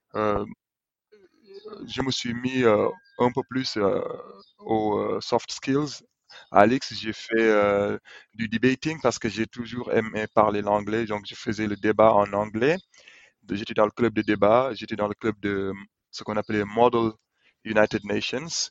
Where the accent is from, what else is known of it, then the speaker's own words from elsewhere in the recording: Senegal; moved away as an adult; quand on vient du Sénégal